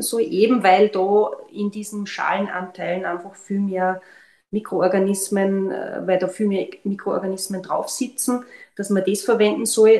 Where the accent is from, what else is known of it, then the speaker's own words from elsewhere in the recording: Austria; bei uns in Österreich